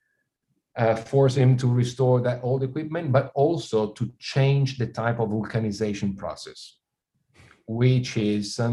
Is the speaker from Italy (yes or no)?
yes; Italy; born or raised there